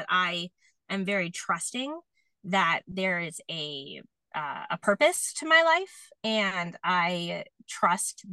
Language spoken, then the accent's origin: English; New York, United States; I'm from New York